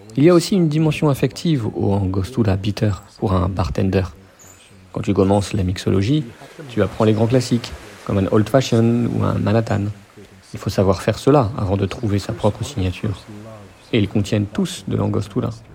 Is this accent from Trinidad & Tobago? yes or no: yes; Trinidad & Tobago; J'ai grandi à Trinidad, à la campagne